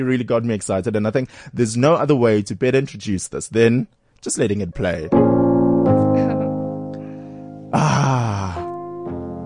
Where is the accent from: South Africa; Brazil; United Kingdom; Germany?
South Africa; Durban, KwaZulu-Natal; moved away; I grew up in Durban